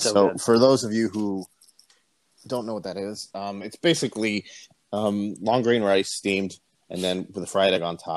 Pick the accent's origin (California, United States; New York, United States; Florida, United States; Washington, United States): Florida, United States; South; also born or lived in Puerto Rico; raised in South Florida.